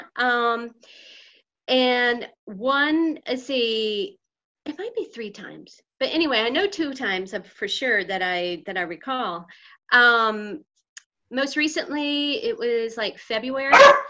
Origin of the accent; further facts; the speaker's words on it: Winston-Salem, North Carolina, United States; moved away as an adult; also born or lived in Imperial Beach, California; now in Oakland, United States; I was born in Imperial Beach, California, and lived there uh, about three years. My parents split up, and her, my mom's parents lived in Winston-Salem.